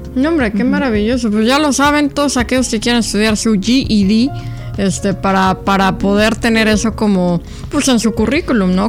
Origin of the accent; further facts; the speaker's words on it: Mexico; now in United States; venimos de México